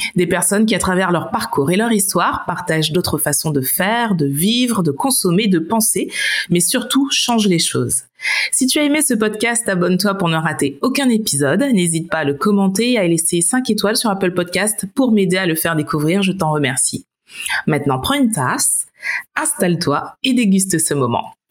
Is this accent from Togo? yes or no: no; Martinique; moved away as an adult; also born or lived in United States; now in Berlin, Germany; je viens de la Martinique